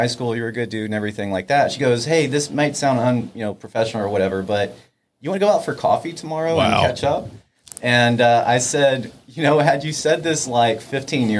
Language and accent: English; Austin, Texas, United States; I'm born and raised in Austin, Texas